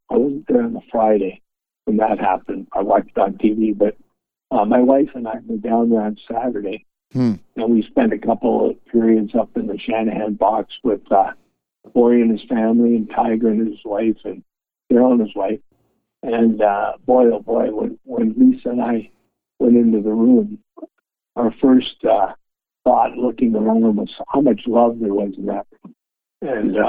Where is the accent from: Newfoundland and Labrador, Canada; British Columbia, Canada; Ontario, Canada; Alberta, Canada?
Ontario, Canada; Toronto; also born or lived in Regina, Saskatchewan; originally I was born in Regina, but I grew up in Toronto